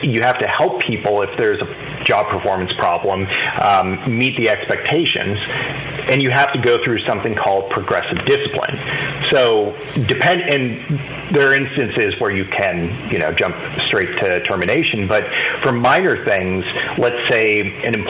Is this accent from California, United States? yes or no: yes; Los Angeles, California, United States; I grew up in Los Angeles